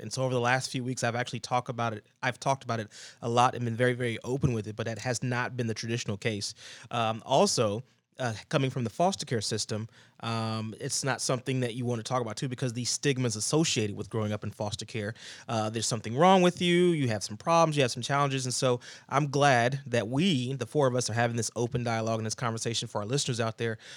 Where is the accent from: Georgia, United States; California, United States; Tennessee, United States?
Georgia, United States; moved away; I go down to my grandma's house, somewhere where I grew up, a, a place where I grew up down in Georgia